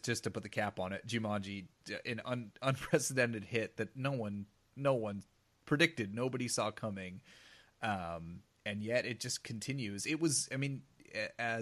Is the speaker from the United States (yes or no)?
yes; St. Helens, Oregon, United States; moved away as an adult; also born or lived in Ellensburg, Washington; I'm from St. Helens, Oregon, where the biggest event is the Columbia County Fair and Rodeo